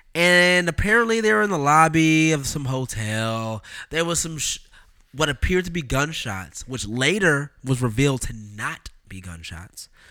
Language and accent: English; Oakland, California, United States; Am I product of Oakland